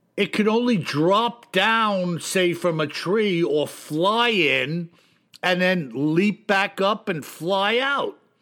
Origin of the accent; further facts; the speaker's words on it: New York, United States; I'm from New York